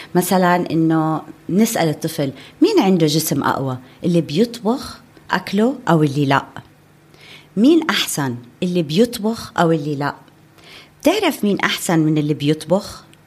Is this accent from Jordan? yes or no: yes; Amman Governorate, Jordan; عندنا بعمان